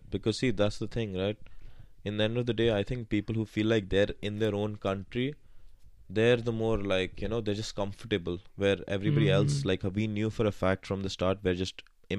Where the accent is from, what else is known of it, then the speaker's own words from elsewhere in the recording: Dubai, United Arab Emirates; moved away as an adult; also born or lived in Kashmir, India; now in United Kingdom; So after that, in Kashmir for a bit, and then most of my life in Dubai, like around 18 years.